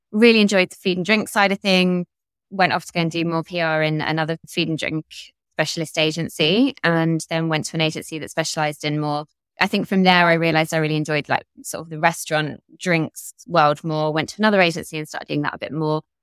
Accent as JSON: {"language": "English", "region": "London", "country": "United Kingdom", "tie": "born or raised there", "also_born_or_lived": "Devon / Essex", "said": "I was born in London and grew up in both in London and Devon and actually Essex. My parents moved a bit when I was younger."}